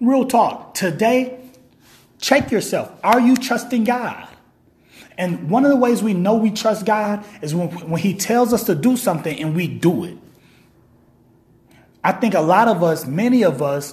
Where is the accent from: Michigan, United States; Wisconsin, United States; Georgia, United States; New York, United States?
Michigan, United States; Kalamazoo; I'm from Kalamazoo, Michigan. I live in Kalamazoo, Michigan.